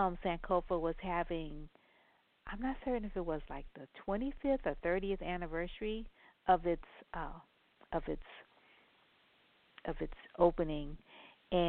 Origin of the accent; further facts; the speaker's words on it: New Orleans, Louisiana, United States; I'm from New Orleans